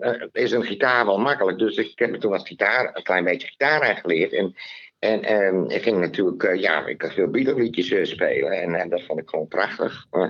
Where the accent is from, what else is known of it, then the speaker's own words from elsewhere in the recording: Leeuwarden, Friesland, Netherlands; ik ben geboren in Leeuwarden uit een Terschellingersvader